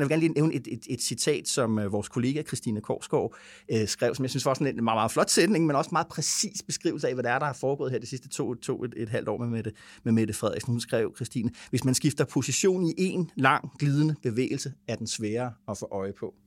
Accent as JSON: {"language": "Danish", "town": "Vordingborg", "region": "Zealand", "country": "Denmark", "moved": "yes", "said": "vi nede i Vordingborg, hvor jeg kommer fra"}